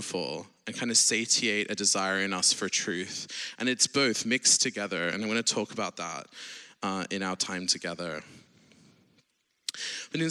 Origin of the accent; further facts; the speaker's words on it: Sydney, New South Wales, Australia; now in Oxford, United Kingdom; I'm not American, I'm Australian originally from Sydney, but I live in the UK in Oxford.